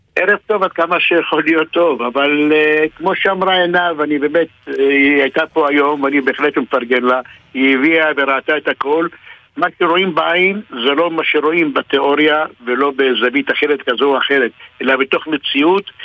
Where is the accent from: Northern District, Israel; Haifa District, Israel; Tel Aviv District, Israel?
Northern District, Israel; Hatzor HaGlilit; אני יליד חצור הגלילית, משנת 1955 עד, נכון להיום